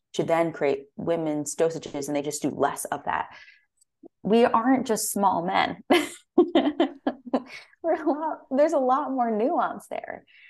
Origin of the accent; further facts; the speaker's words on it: Connecticut, United States; moved away as an adult; also born or lived in San Francisco, California; I'm from the East Coast, from Connecticut